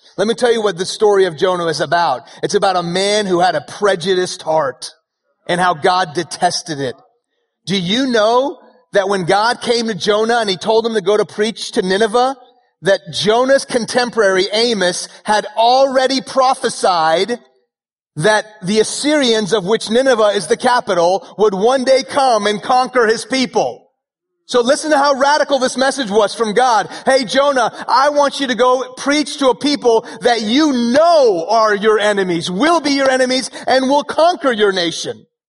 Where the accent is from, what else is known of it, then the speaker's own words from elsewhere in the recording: Houston, Texas, United States; first language Persian; English is a second language; also born or lived in Iran / Dallas; now in Frisco, United States; I was born in Houston when I was two years old. My family moved to Iran uh, where my family is from